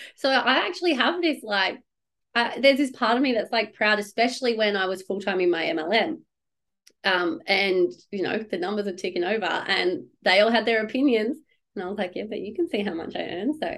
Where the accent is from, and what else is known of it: Perth, Western Australia, Australia; born or raised there